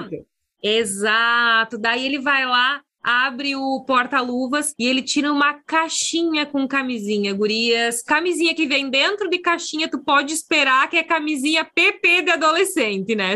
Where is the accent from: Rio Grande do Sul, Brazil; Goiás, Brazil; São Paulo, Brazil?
Rio Grande do Sul, Brazil; interior of; eu cresci numa cidade que tem 20 e poucos mil habitantes no interior do Rio Grande do Sul